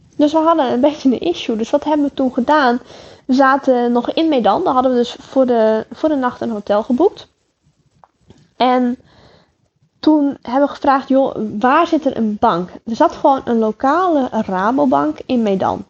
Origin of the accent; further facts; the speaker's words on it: Netherlands; uit Holland